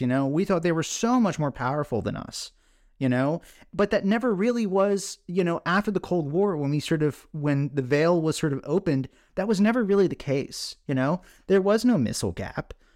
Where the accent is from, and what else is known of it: Scotland, United Kingdom